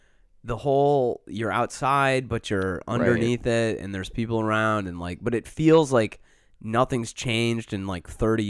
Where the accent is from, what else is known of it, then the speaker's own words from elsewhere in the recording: New York City, New York, United States; I grew up on the Lower East Side.